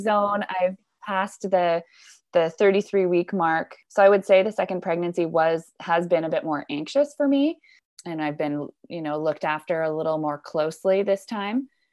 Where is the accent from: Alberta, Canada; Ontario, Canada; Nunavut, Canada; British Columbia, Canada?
British Columbia, Canada; Squamish; particularly in my hometown in Squamish